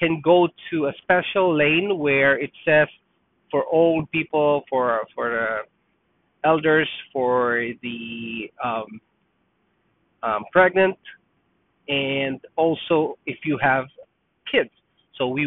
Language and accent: English; Philippines; moved away as an adult; also born or lived in Toronto, Canada; now in Canada; I was born there. I lived there for more than 20 years